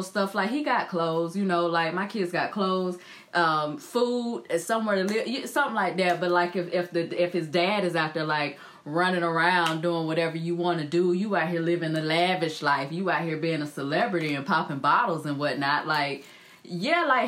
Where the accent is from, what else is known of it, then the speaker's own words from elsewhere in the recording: High Point, North Carolina, United States; moved away as an adult; now in California, United States; I'm from the South, you know, I'm from High Point